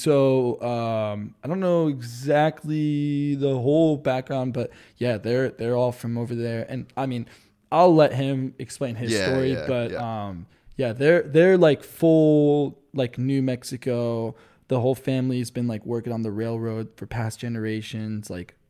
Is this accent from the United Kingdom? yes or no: no; France; like, I'm French, so I grew up in French parents and everything, and dude, French people do not eat anything spicy at all.